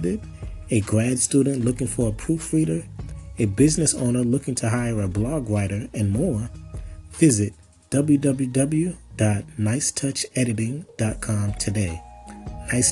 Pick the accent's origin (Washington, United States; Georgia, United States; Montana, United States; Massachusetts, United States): Massachusetts, United States; Boston; also born or lived in Chesapeake, Virginia; I was raised in Boston, Massachusetts, actually born in Virginia, Chesapeake, Virginia. Moved to Boston when I was 2 and kind of grew up there.